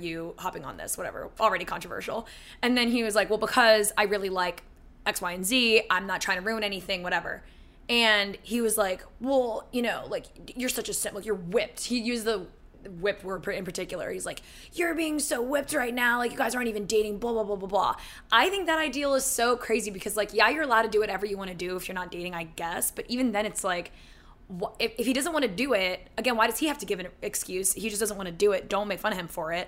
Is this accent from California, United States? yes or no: no; Philadelphia, Pennsylvania, United States; moved away; I'm from Philly.